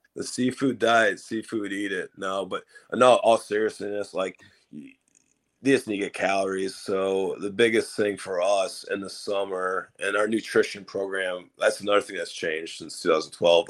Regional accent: Minnesota, United States; now in Cincinnati, United States; I'm from Minnesota but uh, I met my wife here in Cincinnati.

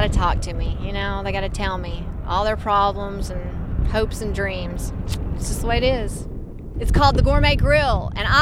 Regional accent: Tennessee, United States; moved away as an adult; now in North Dakota, United States; I'm from Tennessee

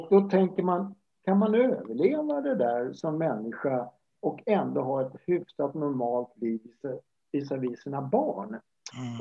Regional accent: Stockholm, Stockholm County, Sweden; jag växte upp i, i Årsta i södra Stockholm

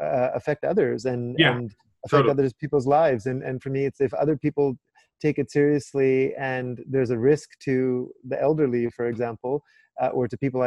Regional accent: Vancouver, British Columbia, Canada; moved away as an adult; also born or lived in London / New York / Cape Town; I grew up very urban, right? And I grew up in Vancouver

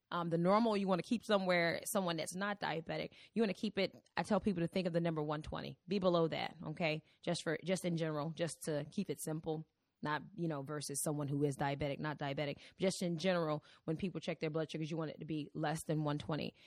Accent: Virginia, United States; moved away as an adult; also born or lived in Cleveland, Ohio; I am originally from Virginia

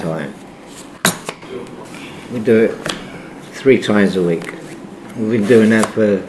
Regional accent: Southern Italy, Italy; also born or lived in Bedford; now in Cambridge, United Kingdom; I'm from Fodger. I arrived in 1957 in Bedford. My father and loads and loads from south of Italy worked in Bedford and Peterborough, working in bricks.

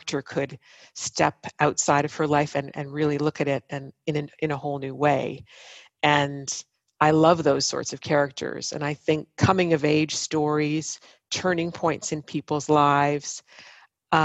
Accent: Ottawa, Ontario, Canada; these sights and sounds and smells of my hometown

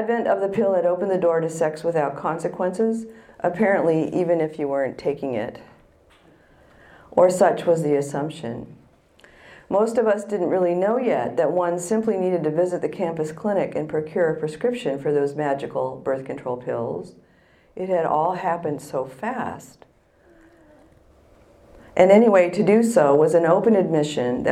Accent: San Francisco, California, United States; I was born in San Francisco, and I went to a college barely an hour's drive from the famous Haight-Ashbury district.

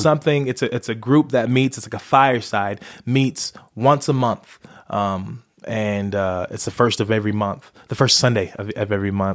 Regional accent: Las Vegas, Nevada, United States; I'm originally from Las Vegas. That's where I was born

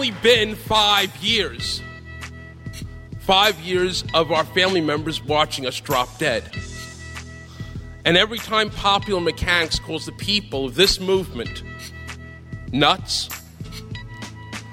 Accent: New York City, New York, United States; the South Bronx, where I'd grown up

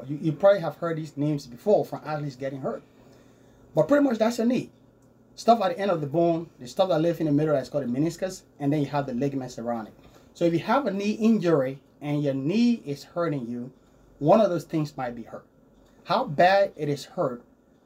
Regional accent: Liberia; also born or lived in Wichita, United States; now in United States; as you can hear my accent, I grew up in a small town in West Africa, a small country called Liberia. That's where I grew up.

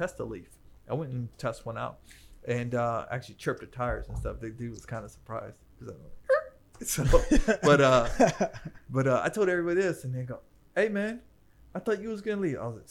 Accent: Cleveland, Ohio, United States; moved away; where I grew up at in Cleveland

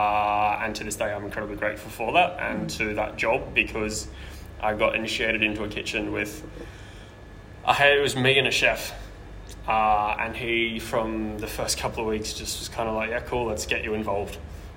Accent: Brisbane, Queensland, Australia; now in Sydney, Australia

